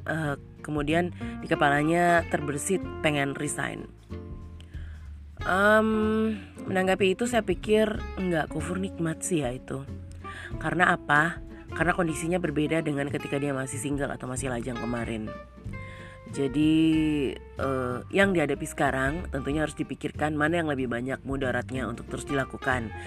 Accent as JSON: {"language": "Indonesian", "region": "Papua", "country": "Indonesia", "said": "saya menggunakan uh, logat saya sebagai orang Papua Orang yang hidup di Papua"}